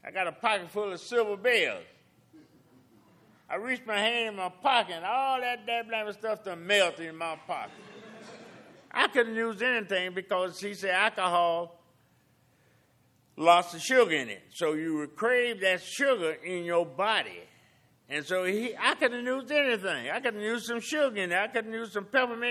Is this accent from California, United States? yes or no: no; South Carolina, United States; also born or lived in Augusta, Georgia; I was born in Augusta, and then moving back in South Carolina.